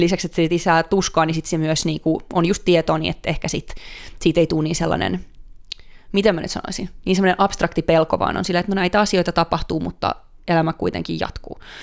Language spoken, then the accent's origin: Finnish; Finland; born or raised there; now in Stockholm, Sweden